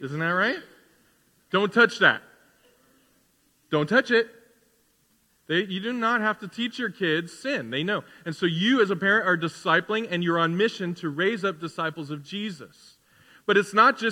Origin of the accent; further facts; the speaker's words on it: United States; we're Christians who happen to be Americans